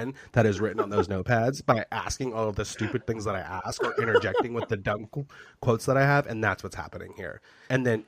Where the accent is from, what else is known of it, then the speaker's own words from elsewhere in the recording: United States; as an American